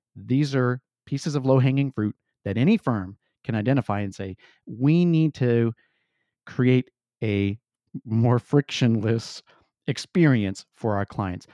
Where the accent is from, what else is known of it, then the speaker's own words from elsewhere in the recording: Santa Clara County, California, United States; I was born in the Santa Clara Valley and Santa Clara County out in California